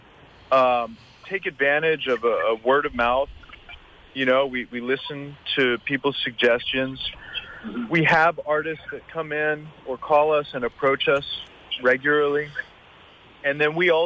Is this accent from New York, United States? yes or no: yes; New York City, New York, United States; now in St. Croix, US Virgin Islands; I grew up in Brooklyn, and I grew up with a family who I watched run a business